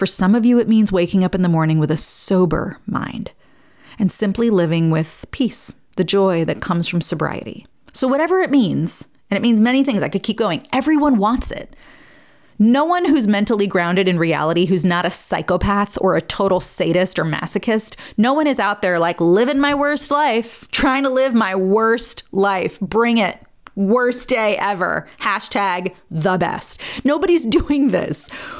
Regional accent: New York, United States; now in Nashville, United States; And the posh, you know, I came from New York.

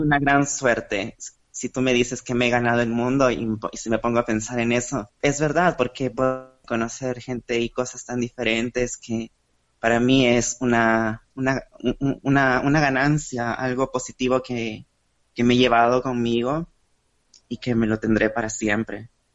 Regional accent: Lima, Peru; por primera vez del Perú. Yo nunca había estado fuera

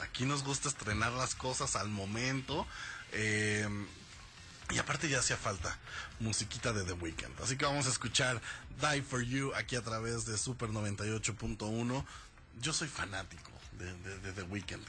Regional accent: Mexico

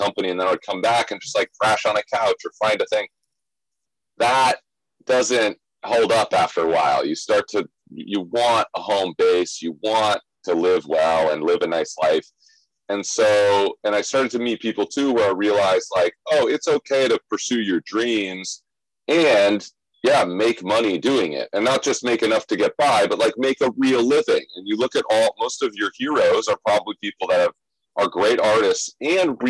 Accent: Scottsdale, Arizona, United States; moved away as an adult; now in New York City, United States; I'm originally from Arizona. I grew up in Scottsdale, Arizona

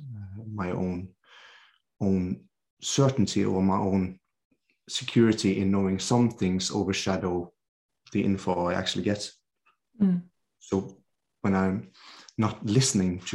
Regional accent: Norway; I'm a physiotherapist from Norway

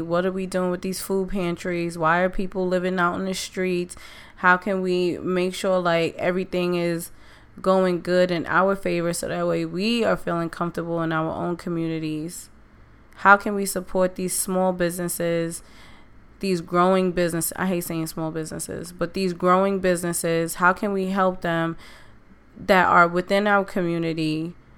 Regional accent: New York City, New York, United States; That's my city. That's my that's where I'm from

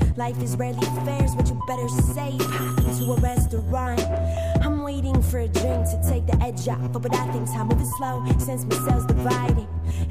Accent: San Francisco, California, United States; I'm from San Francisco.

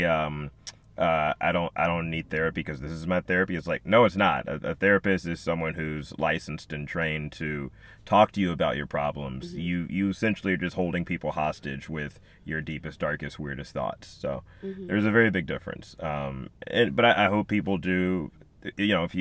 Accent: Birmingham, Alabama, United States; also born or lived in Chicago; now in Los Angeles, United States; my hometown of Birmingham, Alabama

